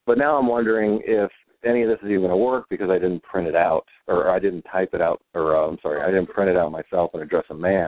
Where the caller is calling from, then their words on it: Indiana, United States; I'm calling from Indiana